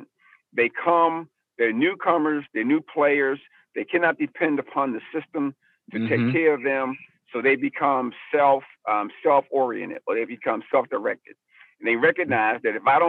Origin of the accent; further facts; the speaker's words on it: Baltimore, Maryland, United States; I was raised in South Baltimore in the projects there